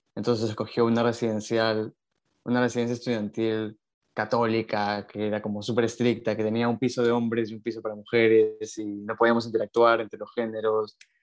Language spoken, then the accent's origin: Spanish; Lima, Peru; also born or lived in Buenos Aires, Argentina; soy de Lima, eh, siempre he vivido en Lima, salvo cuando estudié en la universidad, pero toda mi infancia la pasé en Lima.